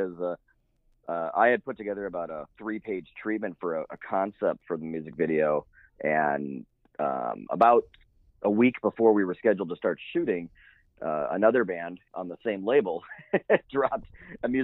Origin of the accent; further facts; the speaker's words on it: Midwest, United States; now in Oregon, United States; I grew up in the Midwest